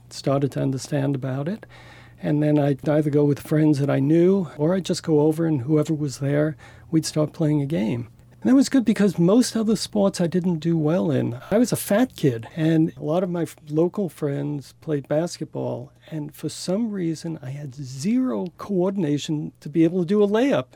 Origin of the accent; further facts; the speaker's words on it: New York City, New York, United States; moved away; also born or lived in Saint George, Utah; I did grow up in Brooklyn